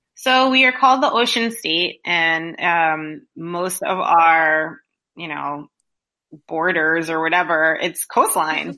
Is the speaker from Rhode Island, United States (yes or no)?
yes; Rhode Island, United States; I am from Rhode Island. I live here now.